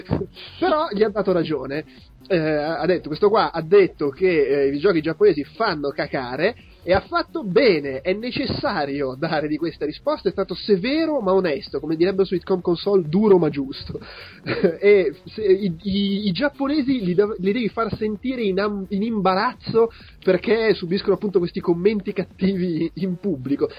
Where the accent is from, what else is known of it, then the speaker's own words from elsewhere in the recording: Italy; Io sono del, ah, io sono dell'Italia.